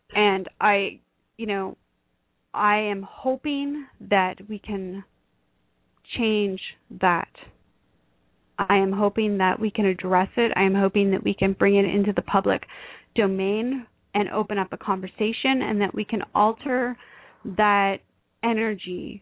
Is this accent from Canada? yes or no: yes; Canada; I am a Canadian